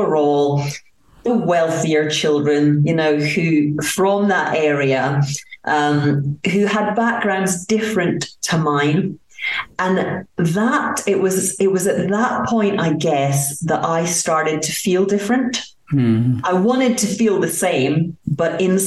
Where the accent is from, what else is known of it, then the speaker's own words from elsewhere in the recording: Aberdeen, Scotland, United Kingdom; moved away as an adult; also born or lived in United States; now in France; I was brought up in Aberdeen, Scotland, in a council area